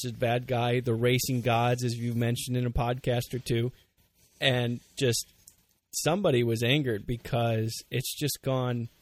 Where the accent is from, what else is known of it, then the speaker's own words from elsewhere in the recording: United States; us Americans